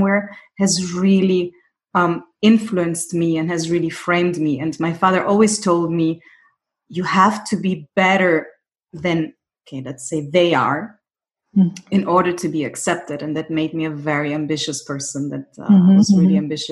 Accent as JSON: {"language": "English", "country": "Germany", "tie": "born or raised there", "also_born_or_lived": "Greece", "said": "I grew up in Germany"}